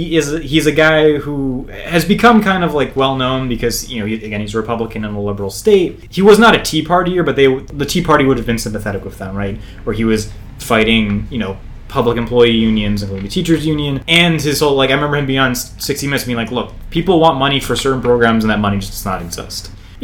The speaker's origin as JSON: {"language": "English", "region": "New Jersey", "country": "United States", "said": "just remember that I'm from New Jersey too."}